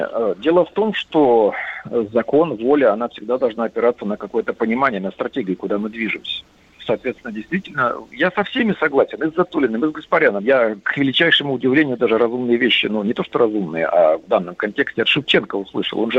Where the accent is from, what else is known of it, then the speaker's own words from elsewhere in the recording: Kyrgyzstan; Я сам лично, вот я киргиз, я выступаю, чтобы его посадили в тюрьму.